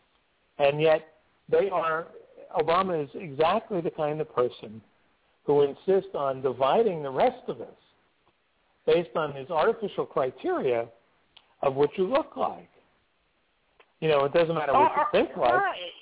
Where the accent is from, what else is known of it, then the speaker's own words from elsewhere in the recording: Newark, New Jersey, United States; I grew up in Newark in a single-parent household in a public housing project.